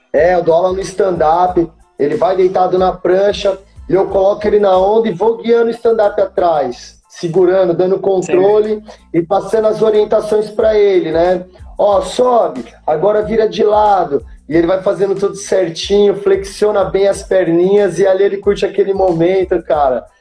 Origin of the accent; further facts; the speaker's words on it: Itanhaém, São Paulo, Brazil; moved away as an adult; Onde eu vim crescendo aqui em Itanhaém